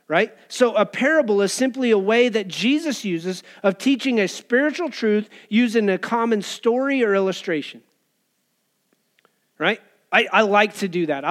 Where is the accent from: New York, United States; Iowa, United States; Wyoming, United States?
Wyoming, United States; Cheyenne; As a teenager, I remember growing up in Wyoming and Cheyenne